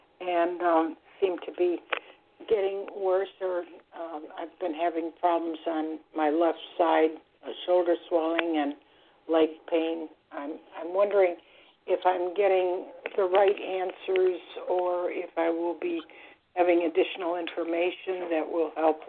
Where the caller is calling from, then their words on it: Florida, United States; I'm calling from Florida. I'm a first-time caller.